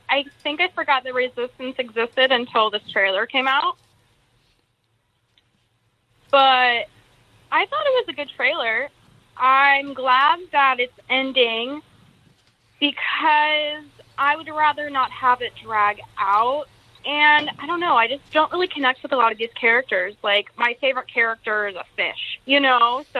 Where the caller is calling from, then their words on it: San Diego, California, United States; from San Diego.